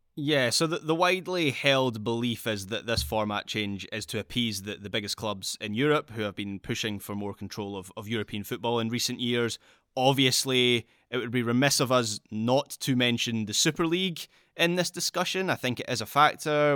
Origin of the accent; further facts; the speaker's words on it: Scotland, United Kingdom; I am speaking as a Scot here, so it's something that affects my country directly